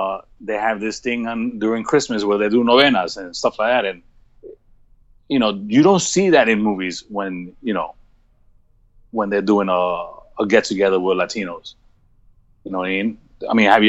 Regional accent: New York City, New York, United States; I'm Ecuadorian parents, but I was born in New York City.

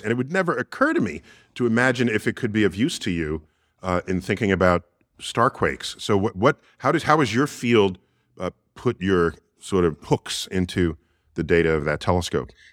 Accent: New York City, New York, United States; my hometown, New York City

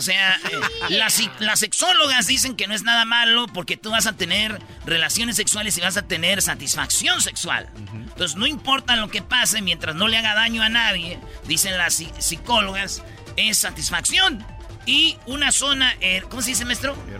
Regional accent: Jiquilpan, Michoacán, Mexico; mi pueblo, de Jiquilpan

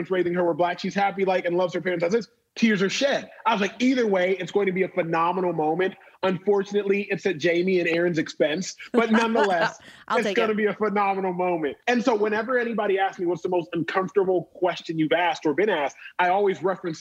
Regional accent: Texas, United States; born or raised there

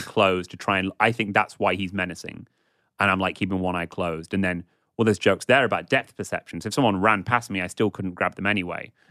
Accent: England, United Kingdom; a middle class white guy growing up in England

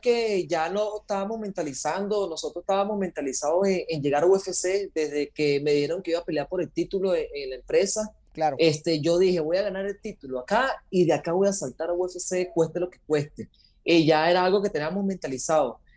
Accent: Venezuela; moved away as an adult; now in Costa Rica; soy venezolano, nacido en Venezuela. Hace ya 12 años me vine a Costa Rica junto con mi padre

